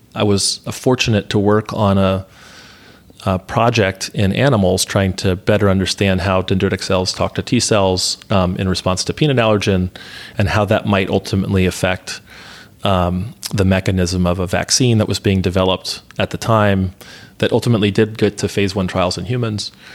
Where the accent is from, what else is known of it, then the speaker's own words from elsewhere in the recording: Atlanta, Georgia, United States; moved away; I grew up in Atlanta